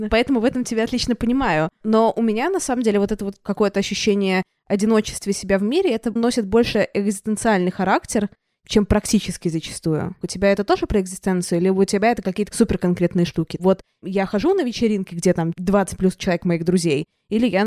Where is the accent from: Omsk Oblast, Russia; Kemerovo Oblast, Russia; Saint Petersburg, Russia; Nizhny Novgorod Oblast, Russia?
Saint Petersburg, Russia; also born or lived in Moscow; Я из Питера. Я просто прожила год в Москве